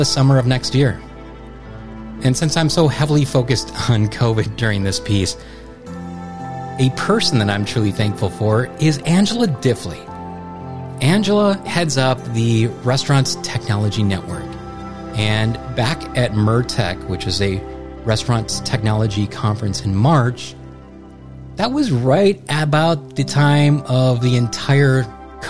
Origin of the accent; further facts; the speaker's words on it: United States; Being an American citizen